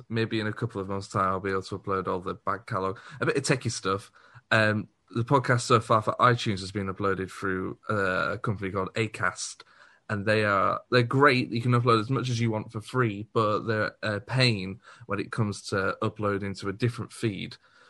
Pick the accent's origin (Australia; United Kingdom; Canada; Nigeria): United Kingdom; Liverpool, North West England; Anybody who looks at me knows I'm from Liverpool, let's be honest.